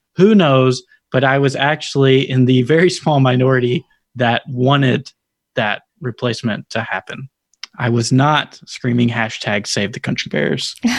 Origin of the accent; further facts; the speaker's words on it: Tennessee, United States; accent: country; I'm from Tennessee